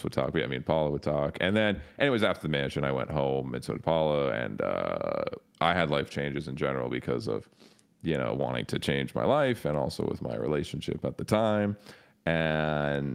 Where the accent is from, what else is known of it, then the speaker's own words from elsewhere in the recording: Toronto, Ontario, Canada; growing up in Toronto, I didn't really have like metal homies